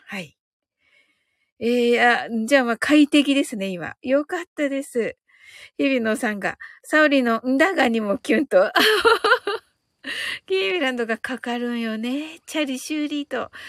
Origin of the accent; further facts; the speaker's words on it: Kyushu, Japan; 私ってやっぱり九州人だから、あの、方言にはやっぱりちょっと強い